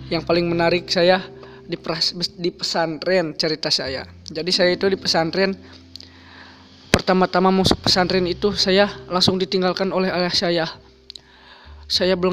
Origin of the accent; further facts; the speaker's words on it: Bogor, West Java, Indonesia; born there; Saya lahir di Bogor tapi tinggal di Burujul, entah kenapa.